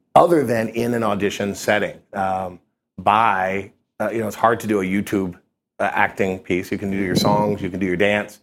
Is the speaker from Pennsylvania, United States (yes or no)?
no; Kentucky, United States; moved away as an adult; now in New York, United States; I grew up in Kentucky but I, I came up here to do my internship